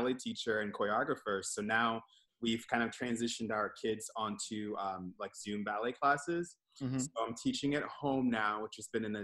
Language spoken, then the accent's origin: English; Towson, Maryland, United States; now in Philadelphia, United States; I am from Maryland. I grew up in Towson